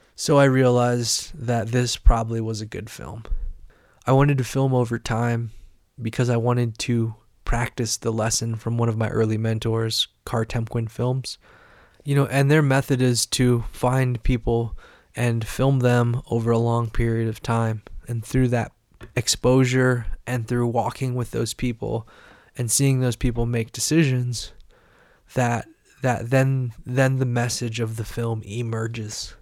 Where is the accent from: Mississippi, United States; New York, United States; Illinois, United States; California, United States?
Illinois, United States; Carbondale; I was just a kid in the Midwest in a small college town, Carbondale, Illinois